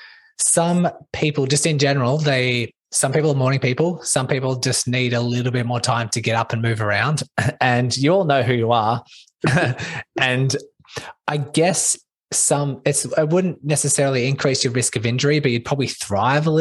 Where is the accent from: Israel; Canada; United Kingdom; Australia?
Australia; Melbourne, Victoria; I'm from Melbourne, Australia